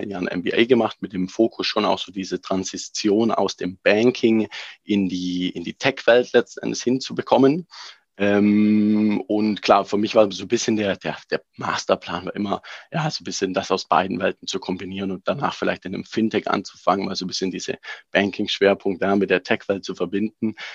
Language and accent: German; Germany; moved away as an adult; now in France; Wie bin ich da hingekommen als äh, Deutscher letzten Endes und jetzt in Frankreich lebend und arbeitend?